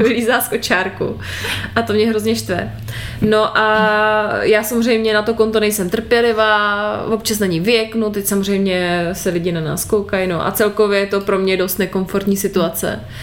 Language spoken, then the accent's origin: Czech; Moravia, Czechia; U nás na Moravě